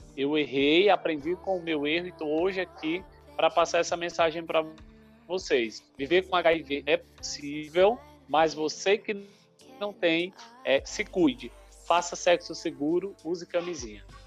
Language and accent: Portuguese; Maranhão, Brazil; also born or lived in Paraíba; Sou nordestino, nasci na Paraíba, mas me criei no Maranhão